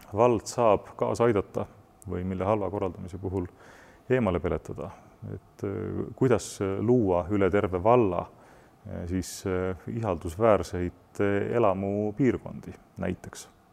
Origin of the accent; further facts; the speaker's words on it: Estonia; me identifitseerime ennast eestlastena, me peame oma kultuuri ja keelt eh, kalliks